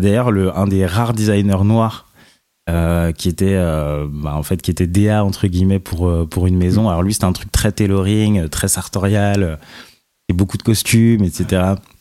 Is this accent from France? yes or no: yes; Nanterre, Île-de-France, France; j'ai grandi à Nanterre, donc en banlieue, pendant très longtemps